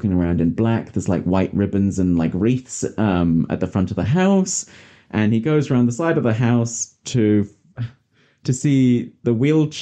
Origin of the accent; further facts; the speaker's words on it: United Kingdom; moved away; I'm British